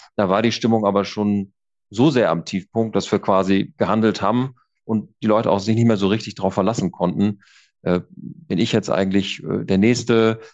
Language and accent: German; Kiel, Schleswig-Holstein, Germany; ich bin ja äh, Kieler und komme oben von der Küste